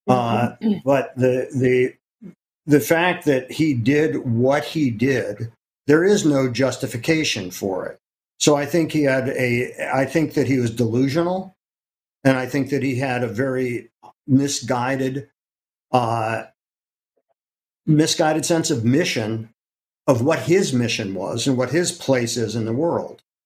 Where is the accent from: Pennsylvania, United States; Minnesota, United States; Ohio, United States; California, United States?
Ohio, United States; moved away as an adult; now in New York City, United States; I'm from Ohio. But okay. I've lived in New York way, way longer